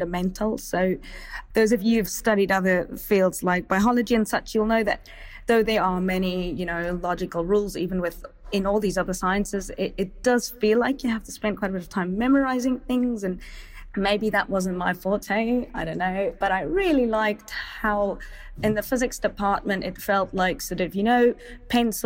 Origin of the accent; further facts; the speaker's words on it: Stellenbosch, Western Cape, South Africa; I grew up in Stellenbosch